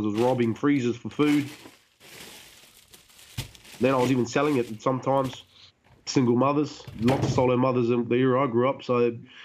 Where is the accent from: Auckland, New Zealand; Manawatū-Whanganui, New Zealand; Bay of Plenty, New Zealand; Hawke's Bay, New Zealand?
Hawke's Bay, New Zealand; I was raised in the Hawke's Bay